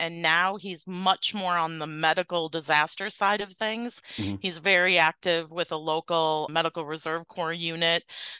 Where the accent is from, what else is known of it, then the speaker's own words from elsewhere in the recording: Sheboygan, Wisconsin, United States; also born or lived in Greenleaf, Wisconsin; I was born and bred in Sheboygan, Wisconsin. I currently live in Greenleaf, Wisconsin, which is just south of Green Bay.